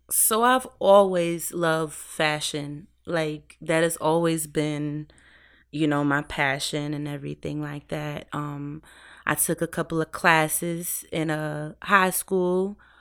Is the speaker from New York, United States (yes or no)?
yes; New York City, New York, United States; moved away; also born or lived in 757 area (Hampton Roads, Virginia); I'm from New York. I'm from the fashion capital of the world